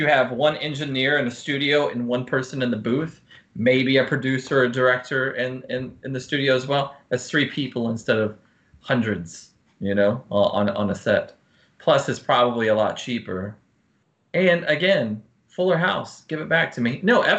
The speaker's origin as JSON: {"language": "English", "country": "United States", "said": "I love being an American"}